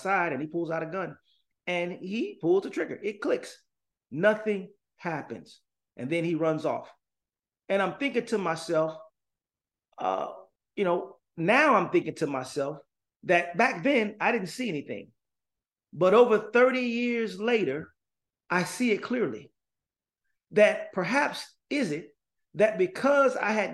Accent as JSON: {"language": "English", "town": "Gary", "region": "Indiana", "country": "United States", "tie": "born or raised there", "moved": "yes", "lives_now": "San Jose, United States", "said": "I'm from Gary, Indiana, born and raised."}